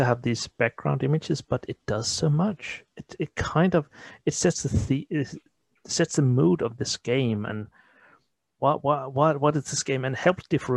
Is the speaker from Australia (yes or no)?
no; Denmark; first language Danish; English is a second language; Denmark is a small country. That's a really small country. So, and we know it. And we don't try to fight it because we are taught English at school fourth grade